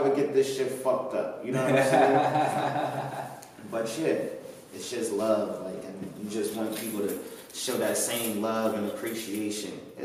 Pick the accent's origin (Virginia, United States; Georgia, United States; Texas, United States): Georgia, United States; Atlanta; I grew up in Atlanta